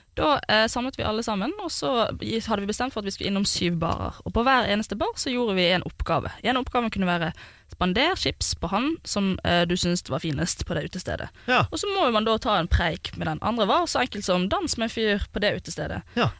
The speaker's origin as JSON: {"language": "Norwegian", "town": "Bergen", "region": "Vestland", "country": "Norway", "moved": "yes", "said": "jeg var hjemme i Bergen"}